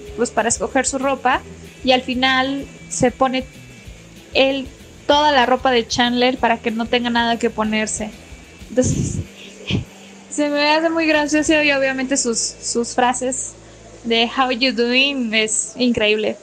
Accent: Mexico; soy mexicana y vivo aquí en México

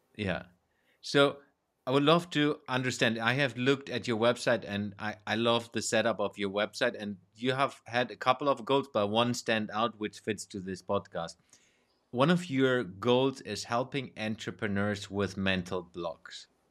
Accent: Germany; growing up in Germany

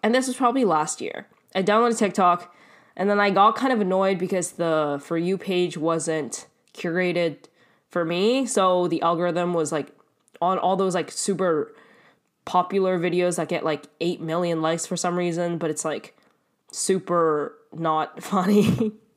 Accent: Canada; I am Canadian

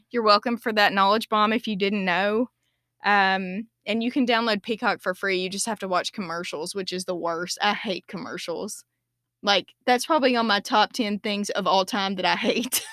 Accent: United States; as an American

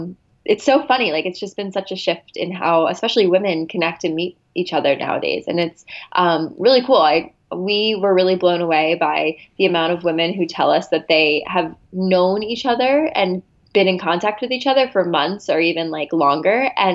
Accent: Philadelphia, Pennsylvania, United States; now in Los Angeles, United States; I am from the Philadelphia area, but I recently just moved out to LA.

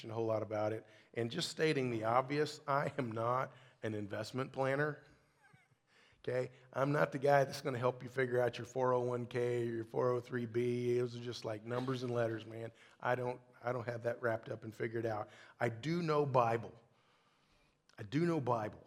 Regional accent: Kentucky, United States; moved away; I'm from Kentucky. Stockyard is a whole other thing where I come from

